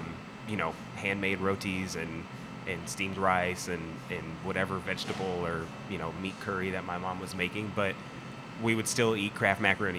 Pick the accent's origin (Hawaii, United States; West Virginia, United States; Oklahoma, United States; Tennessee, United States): Tennessee, United States; Nashville; moved away as an adult; also born or lived in Georgia; We were both born in Georgia. Okay. And we ended up moving to Nashville. I was 4 or 5. And I stayed there through college.